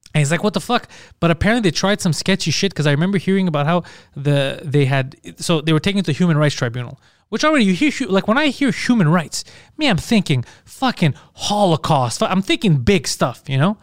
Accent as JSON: {"language": "English", "town": "Montreal", "region": "Quebec", "country": "Canada", "tie": "born or raised there", "accent": "heavy Greek accent in French", "second_language": "English", "moved": "yes", "said": "I was born in Montreal, but being a Greek guy, I have a heavy"}